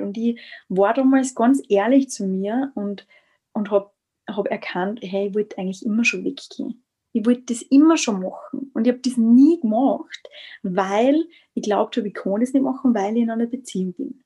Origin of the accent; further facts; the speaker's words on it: Styria, Austria; moved away as an adult; now in Vienna, Austria; ich bin aus Österreich, aus der Steiermark, ähm, wohne mittlerweile in Wien seit März